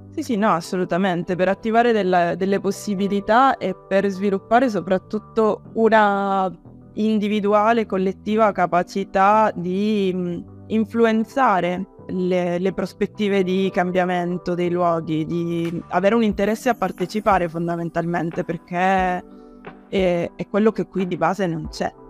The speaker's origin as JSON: {"language": "Italian", "town": "Palermo", "region": "Sicily", "country": "Italy", "tie": "born or raised there", "moved": "as an adult", "said": "sono in realtà approdata riapprodata nella mia città natale"}